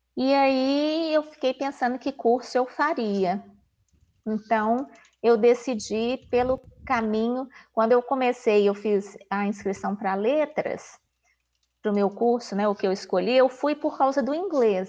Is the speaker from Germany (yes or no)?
no; Belo Horizonte, Minas Gerais, Brazil; eu sou aqui de Belo Horizonte mesmo, né, natural da cidade